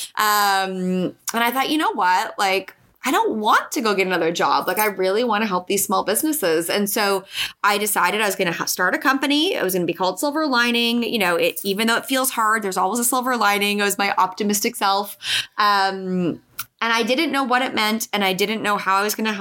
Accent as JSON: {"language": "English", "country": "Canada", "also_born_or_lived": "Toronto, Canada", "moved": "yes", "said": "I'm Canadian originally."}